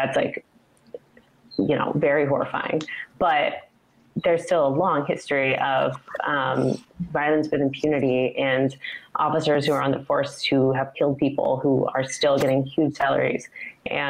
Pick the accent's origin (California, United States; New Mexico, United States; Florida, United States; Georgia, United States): California, United States; Humboldt County, rural Northern; now in Portland, United States; I grew up in rural Northern California